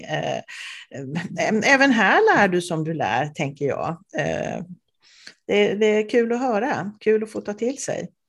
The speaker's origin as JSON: {"language": "Swedish", "region": "Småland", "country": "Sweden", "moved": "yes", "said": "Jag är ju också från Småland ursprungligen"}